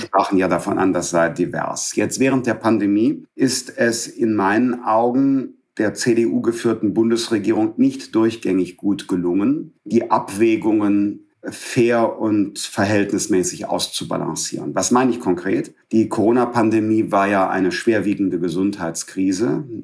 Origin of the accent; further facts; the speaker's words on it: Bergisches Land, North Rhine-Westphalia, Germany; moved away as an adult; also born or lived in Düsseldorf; Ich bin aus dem Bergischen Land